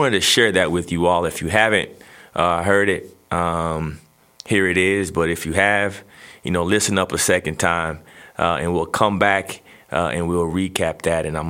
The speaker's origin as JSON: {"language": "English", "region": "Texas", "country": "United States", "tie": "born or raised there", "said": "growing up in Texas as a young kid"}